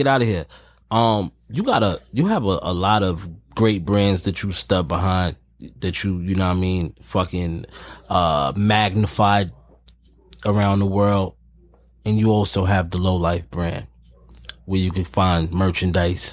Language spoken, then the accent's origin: English; New York City, New York, United States; me being a Harlem nigga